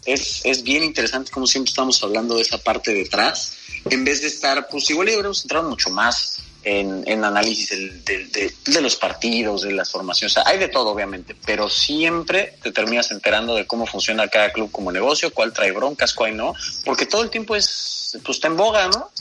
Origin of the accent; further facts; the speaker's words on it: Mexico; como mexicanos